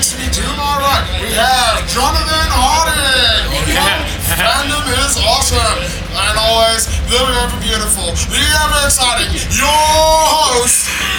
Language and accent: English; Egypt; I'm from Egypt